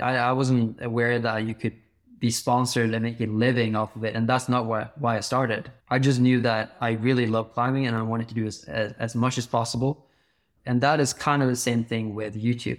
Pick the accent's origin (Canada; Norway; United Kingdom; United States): Norway; Bergen, Vestland; I grew up in Bergen in Norway